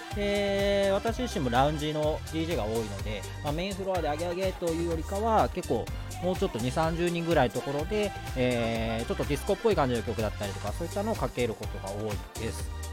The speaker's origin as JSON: {"language": "Japanese", "region": "Osaka", "country": "Japan", "tie": "born or raised there", "accent": "Kansai", "moved": "as an adult", "lives_now": "Tokyo, Japan", "said": "めちゃめちゃイントネーションが関西で、えっと、大阪出身"}